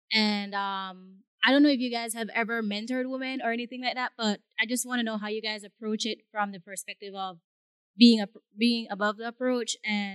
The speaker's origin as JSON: {"language": "English", "country": "Belize", "said": "I'm from Belize"}